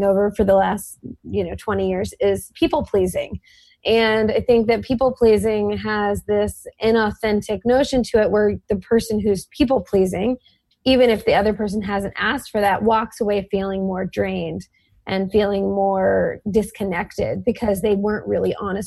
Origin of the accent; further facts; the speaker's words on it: the South, United States; I grew up in the South personally